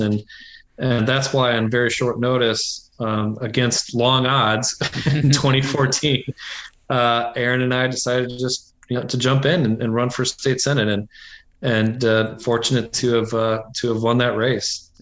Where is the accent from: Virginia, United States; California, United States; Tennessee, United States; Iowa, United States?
Iowa, United States; moved away as an adult; also born or lived in New Hampshire; I grew up in Iowa